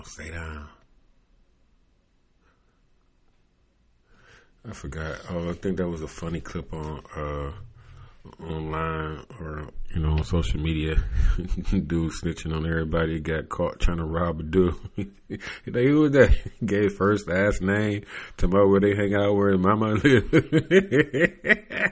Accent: Cleveland, Ohio, United States; I come from Cleveland

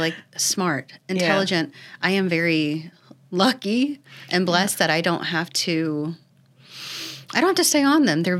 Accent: Ocala, Florida, United States; This is my hometown community, born and raised.

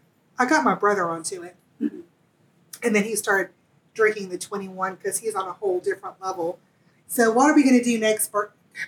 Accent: Western North Carolina, United States; accent: Southern; now in Savannah, United States; I'm from Western North Carolina, and my granddaddy used to run moonshine back in the day.

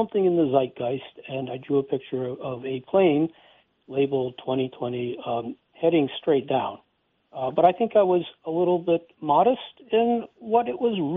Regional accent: Westchester, New York, United States; also born or lived in Brooklyn, New York; I was born in Brooklyn, New York, and my parents whisked me up to the northern suburbs of Westchester

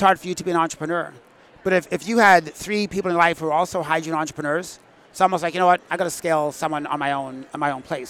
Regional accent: Manitoba, Canada; Growing up in Manitoba

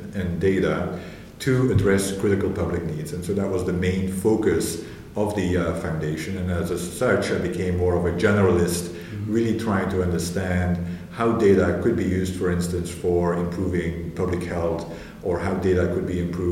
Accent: Belgium; moved away as an adult; also born or lived in Glasgow; I'm initially from Belgium, where I was based

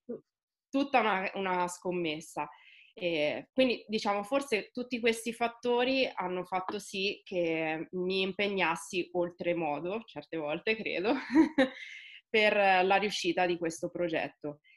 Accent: Osimo, Marche, Italy; now in Recanati, Italy; Io vivo a Recanati, sono di Osimo, eh, quindi lavoro e vivo nel contesto marchigiano

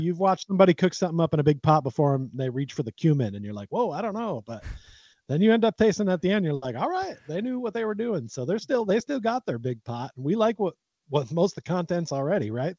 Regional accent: United States; I was born in America

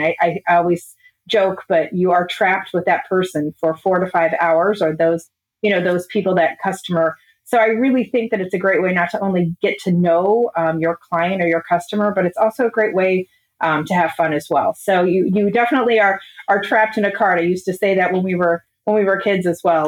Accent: Illinois, United States; I grew up in Illinois. I always say about 20 minutes from St. Louis because nobody has any idea where my town is

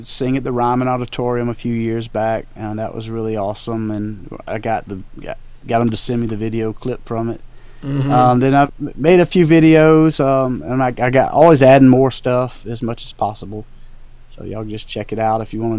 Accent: South Carolina, United States; now in Tennessee, United States; I'm originally from South Carolina. I live in Tennessee now.

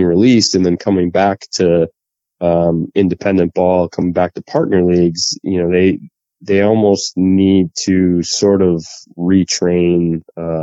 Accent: Boston, Massachusetts, United States; I grew up in the Boston area

